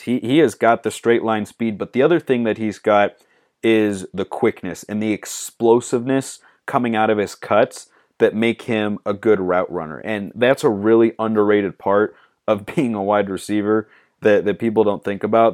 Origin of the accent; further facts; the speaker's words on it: Lake Oswego, Oregon, United States; Lake O. That's my hometown